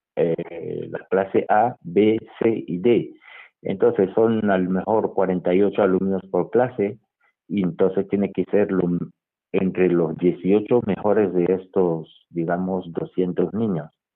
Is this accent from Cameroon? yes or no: yes; Douala, Littoral, Cameroon; now in Madrid, Spain; yo nací en la ciudad de Douala, que es la capital económica de Camerún, y en un barrio del primer departamento que se llama Bali y crecí